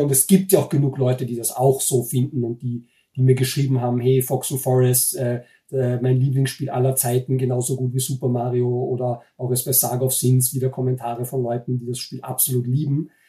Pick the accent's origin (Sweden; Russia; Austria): Austria; Linz, Upper Austria; moved away as an adult; also born or lived in Vienna; now in Germany; Äh, ich bin in Wien geboren, aber nur geboren. Ich bin aufgewachsen in Linz in Oberösterreich